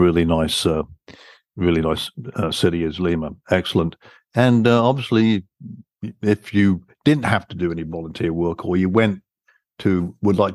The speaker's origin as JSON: {"language": "English", "region": "England", "country": "United Kingdom", "tie": "born or raised there", "accent": "British", "moved": "yes", "said": "I'm a Brit, you can tell from my accent, but being born and raised there"}